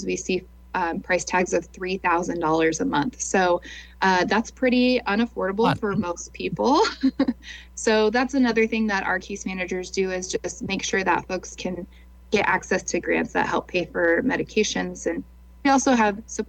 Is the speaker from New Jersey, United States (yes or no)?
no; Lincoln, Nebraska, United States; also born or lived in Omaha, Nebraska; I'm from Lincoln, and so there was an opportunity to work in the Lincoln office